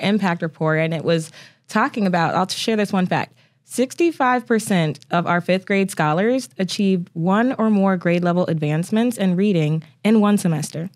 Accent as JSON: {"language": "English", "town": "Toledo", "region": "Ohio", "country": "United States", "tie": "born or raised there", "moved": "yes", "lives_now": "Oklahoma, United States", "said": "Ohio is a very important part of my upbringing"}